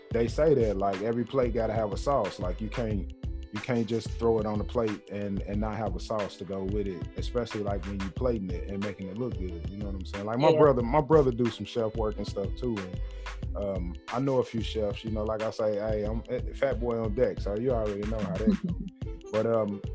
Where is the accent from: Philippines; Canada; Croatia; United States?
United States; St. Louis, Missouri; because I'm from St. Louis